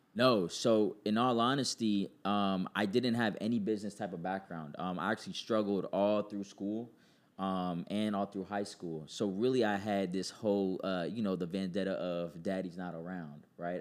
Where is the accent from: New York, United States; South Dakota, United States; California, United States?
New York, United States; New York City; I was born in New York City, uh, Queens, to be exact.